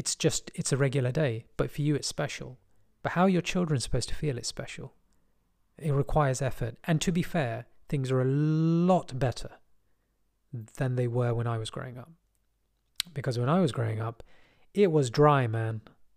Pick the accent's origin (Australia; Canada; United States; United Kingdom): United Kingdom; England; born there; So I'm more comfortable with British than English, although I was born in England, which I find interesting.